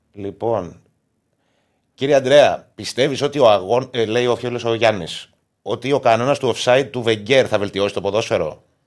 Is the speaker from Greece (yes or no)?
no; Cyprus; είμαι και από την Κύπρο